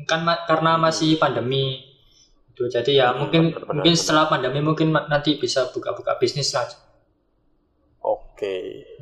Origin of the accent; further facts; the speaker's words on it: Surabaya, East Java, Indonesia; saya dari Surabaya, domisili Surabaya Utara.